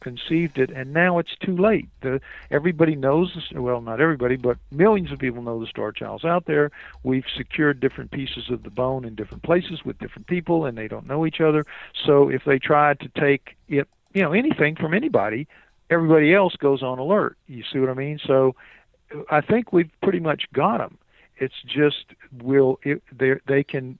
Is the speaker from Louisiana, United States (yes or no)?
yes; New Orleans, Louisiana, United States; I'm from New Orleans.